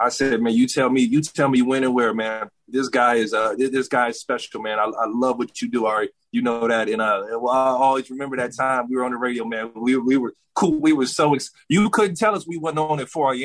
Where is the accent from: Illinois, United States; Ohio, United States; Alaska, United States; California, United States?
California, United States; Pasadena; I'm from Pasadena